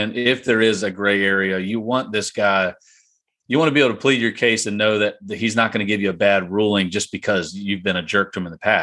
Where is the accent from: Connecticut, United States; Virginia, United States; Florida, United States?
Virginia, United States; Richmond; growing up in Richmond